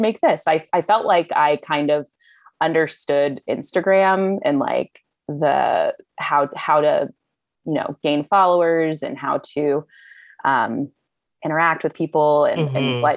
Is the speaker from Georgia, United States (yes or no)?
no; Virginia, United States; I had actually had Trader Joe's in my hometown. I'm originally from Virginia